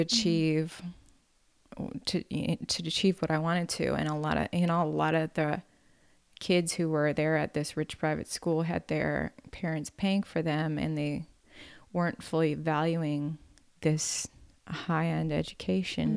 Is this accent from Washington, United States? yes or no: no; Wisconsin, United States; moved away; growing up country poverty in Wisconsin